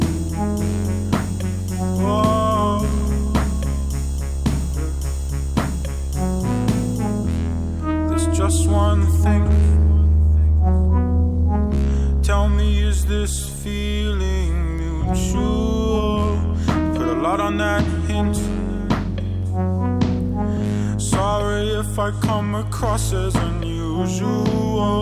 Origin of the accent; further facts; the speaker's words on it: Miami, Florida, United States; I'm from Miami